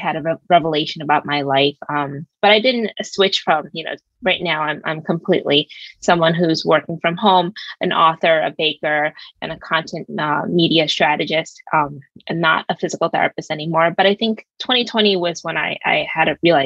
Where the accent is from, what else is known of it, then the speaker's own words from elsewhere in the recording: New York City, New York, United States; moved away; also born or lived in Seattle; I was raised in Brooklyn for all of my life